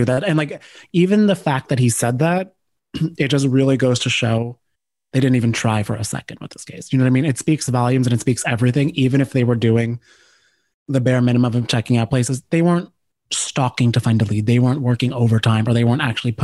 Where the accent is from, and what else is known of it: Cranford, New Jersey, United States